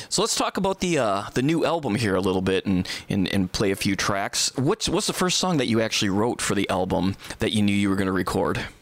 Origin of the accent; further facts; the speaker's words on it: Bay City, Michigan, United States; now in Charleston, United States; I'm also from Michigan originally